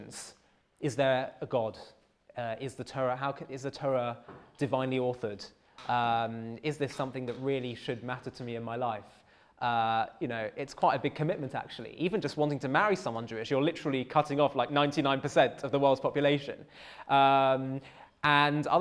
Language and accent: English; London, United Kingdom; I grew up in North London